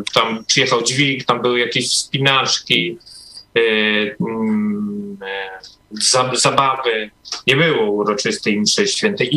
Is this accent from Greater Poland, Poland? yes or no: no; Podkarpacie, Subcarpathian Voivodeship, Poland; moved away; pochodzę raczej z Polski, z takiej małej miejscowości, jeszcze na Podkarpaciu.